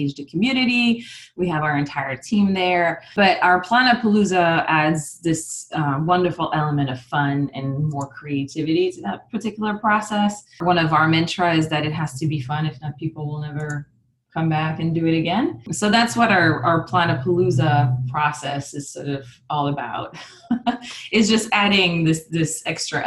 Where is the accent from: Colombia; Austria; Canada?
Canada; also born or lived in Montreal, Canada / Burlington, Vermont / New Hampshire; now in Ottawa, Canada; I'm actually from Canada and I'm French Canadian